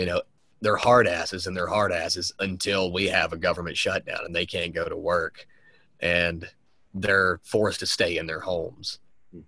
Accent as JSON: {"language": "English", "region": "the South", "country": "United States", "tie": "born or raised there", "said": "growing up in the South"}